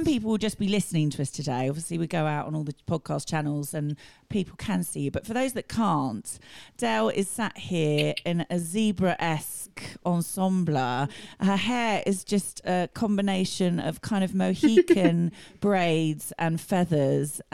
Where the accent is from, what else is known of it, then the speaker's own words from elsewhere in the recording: Tunbridge Wells, South East England, United Kingdom; I'm from Tunbridge Wells and obviously we've got the Assembly Hall and Trinity